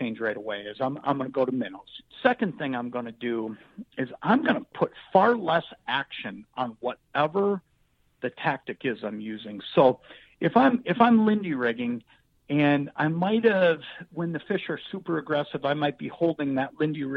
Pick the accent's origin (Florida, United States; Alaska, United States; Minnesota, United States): Minnesota, United States; Anoka; born or raised there